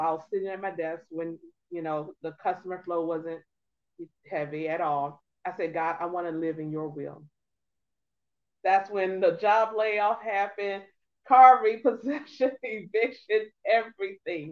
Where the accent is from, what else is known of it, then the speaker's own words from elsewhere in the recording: Norfolk, Virginia, United States; I am originally a Norfolk, Virginia native. I am a 757 girl, born and raised.